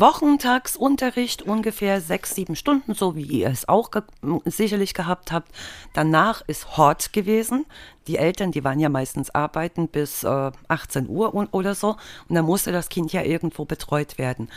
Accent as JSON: {"language": "German", "region": "East Germany", "country": "Germany", "tie": "born or raised there", "said": "ich bin im Osten aufgewachsen und da war das Schulsystem natürlich schon mal komplett anders"}